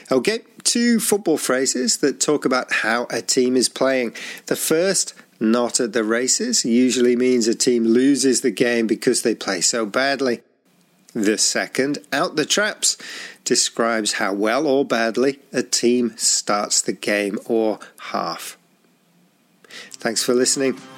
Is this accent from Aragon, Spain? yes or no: yes; Zaragoza, Aragon, Spain; English is a second language; I'm from Zaragoza and I'm a Real Zaragoza supporter